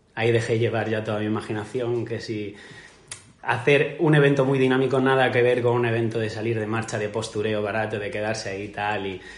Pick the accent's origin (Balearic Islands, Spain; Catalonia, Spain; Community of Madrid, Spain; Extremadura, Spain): Balearic Islands, Spain; Majorca; como buen mallorquín